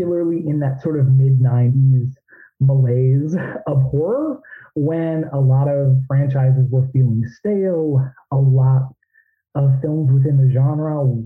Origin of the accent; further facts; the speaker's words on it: Illinois, United States; moved away; I'm originally from Illinois. So I was living out there, southwest of Chicago